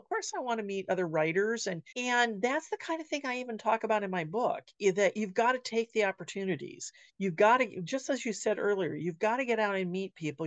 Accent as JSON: {"language": "English", "town": "Sierra Madre", "region": "California", "country": "United States", "tie": "born or raised there", "moved": "yes", "lives_now": "Wenatchee, United States", "said": "my hometown in California of Sierra Madre"}